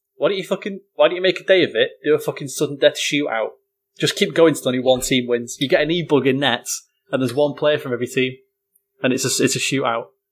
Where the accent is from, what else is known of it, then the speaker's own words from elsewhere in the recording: United Kingdom; being British